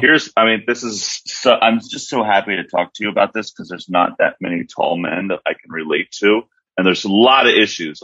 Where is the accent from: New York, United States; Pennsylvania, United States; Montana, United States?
Pennsylvania, United States; Philadelphia; now in Los Angeles, United States; I grew up in Philly.